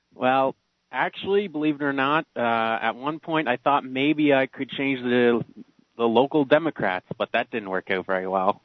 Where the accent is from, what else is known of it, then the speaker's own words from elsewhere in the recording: Prince Edward Island, Canada; I'm from Prince Edward Island